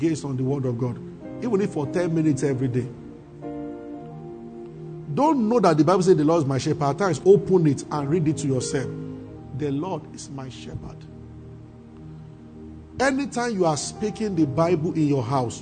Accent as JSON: {"language": "English", "town": "Abeokuta", "region": "Ogun State", "country": "Nigeria", "tie": "born or raised there", "said": "when I was growing up in Abeokuta"}